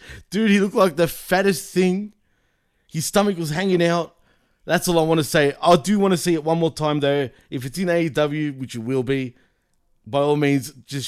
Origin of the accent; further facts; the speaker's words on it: Australia; accent: Australian; I'm from Australia